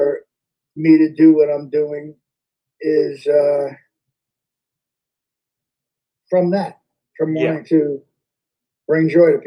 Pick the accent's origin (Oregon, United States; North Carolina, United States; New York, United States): New York, United States; Yonkers; accent: Yonkers; I grew up in Westchester, in Yonkers